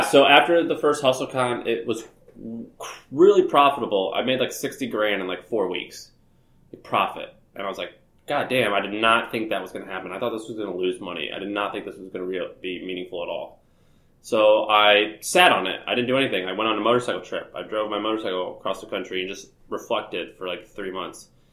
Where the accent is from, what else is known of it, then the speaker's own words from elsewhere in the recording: St. Louis, Missouri, United States; moved away as an adult; also born or lived in Nashville, Tennessee; I'm from Missouri, uh, St. Louis, Missouri, I uh, grew up there